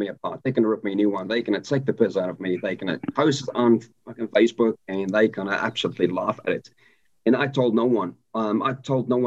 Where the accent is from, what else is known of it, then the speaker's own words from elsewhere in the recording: South Africa; moved away; born and raised in South Africa, and I left the country in 2000